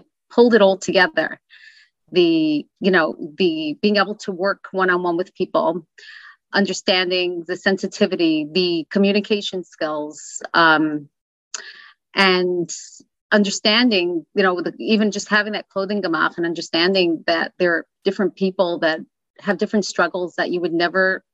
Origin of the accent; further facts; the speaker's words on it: New York City, New York, United States; Where I grew up in Crown Heights, actually on Crown Street.